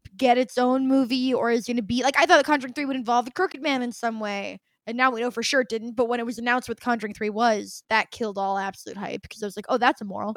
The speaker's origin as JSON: {"language": "English", "country": "United States", "said": "as an American"}